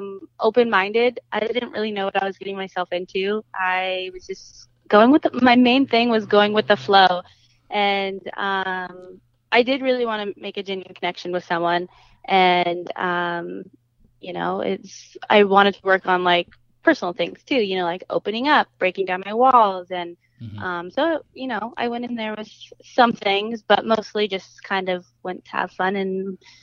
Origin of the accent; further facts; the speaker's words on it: Washington, United States; now in Los Angeles, United States; I'm originally from Washington State.